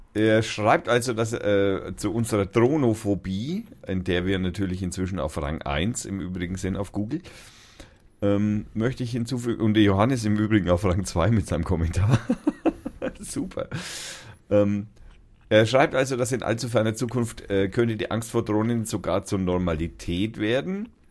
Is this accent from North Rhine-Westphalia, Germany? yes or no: no; Schnaittach area, Bavaria, Germany; moved away; das ist so eher die Gegend, wo ich herkomme, ursprünglich oder fast ursprünglich, wo ich also einen großen Teil meiner Jugend verbracht habe, in dem Eck da hinten